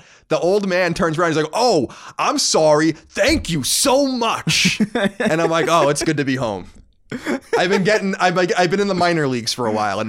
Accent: New York, United States; accent: New York; Because I've lost my New York accent. It only comes out when I'm angry or upset

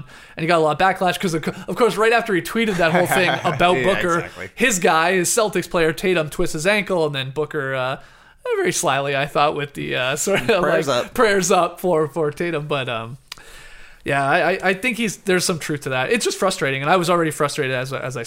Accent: Canada; as a Canadian

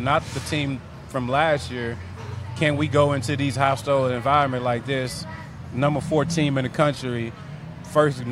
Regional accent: Houston, Texas, United States; we're both from Houston

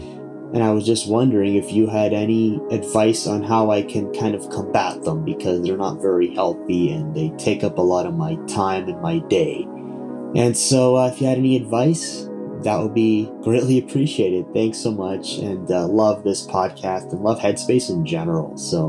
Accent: Ontario, Canada; I am from Ontario, Canada.

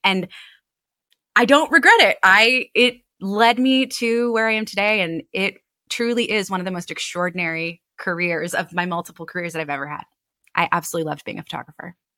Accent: Annapolis, Maryland, United States; my hometown of Annapolis

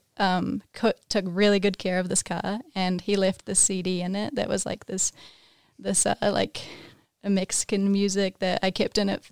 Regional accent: Wanaka, Otago, New Zealand; now in United States; I grew up in Wanaka

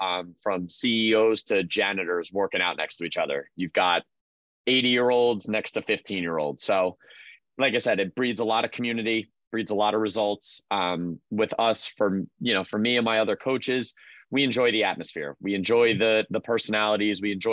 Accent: Freehold, New Jersey, United States; my hometown in Freehold, New Jersey

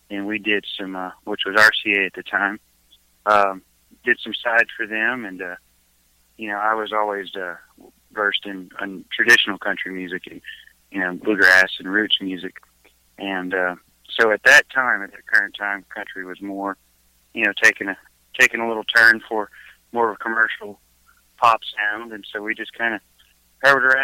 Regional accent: Alabama, United States; We're from everywhere, but I was raised in Alabama a good portion of my life, childhood, and uh, got started in gospel music

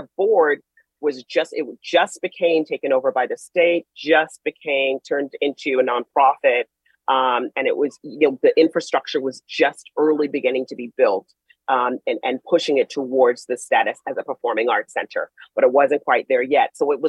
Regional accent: Chicago, Illinois, United States; moved away as an adult; also born or lived in Brooklyn, New York; now in New York, United States; I grew up in Chicago.

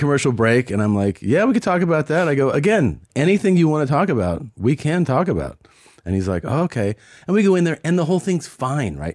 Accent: Cincinnati, Ohio, United States; moved away; I'm originally from Cincinnati

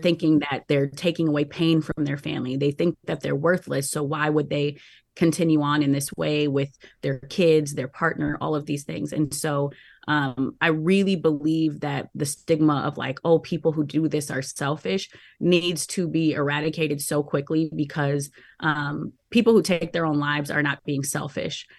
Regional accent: Minneapolis, Minnesota, United States; I'm from Minneapolis

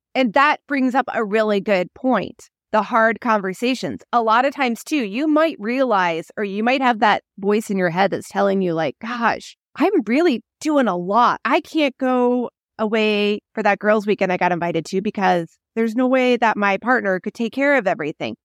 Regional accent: Midwest, United States; now in Phoenix, United States; When I grew up in the Midwest, you go to the school that you're in, that area, that's it.

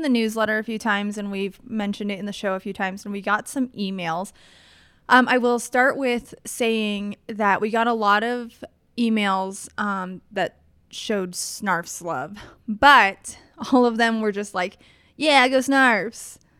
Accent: East Coast, United States; I'm from the East Coast, and we don't really have good alternatives to substandard Subway.

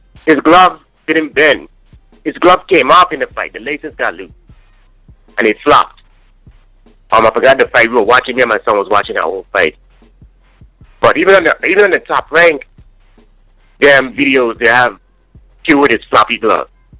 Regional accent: St. Thomas, U.S. Virgin Islands; now in Kansas, United States; St. Thomas, the Virgin Islands. I live in Kansas

